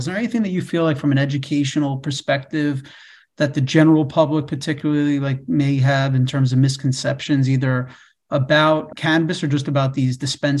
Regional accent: New York, United States; yes, I am. {S1} Yes. {S0} I did go to college in Indiana. So that was my, you know, my 4 years outside the state, but I'm a New Yorker.

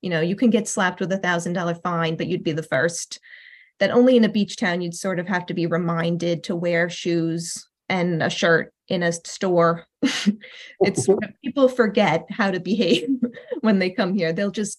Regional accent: New Suffolk, New York, United States; I grew up in New Suffolk. I went to a little red schoolhouse that has 3 rooms.

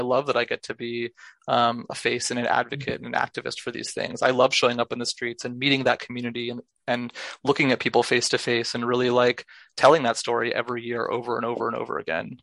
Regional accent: Los Angeles, California, United States; now in New York City, United States; I grew up in Los Angeles.

